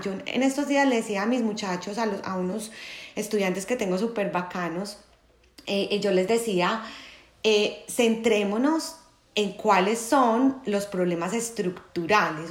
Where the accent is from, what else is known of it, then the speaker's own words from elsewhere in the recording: Manizales, Caldas, Colombia; now in Medellín, Colombia; soy de Manizales, pero vivo en Medellín hace ya algunos años